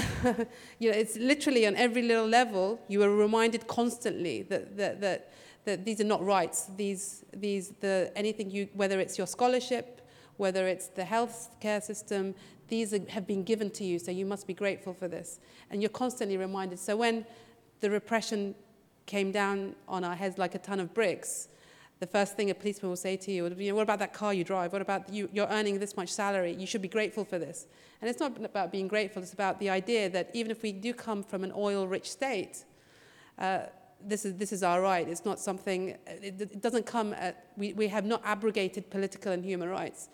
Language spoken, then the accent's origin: English; Bahrain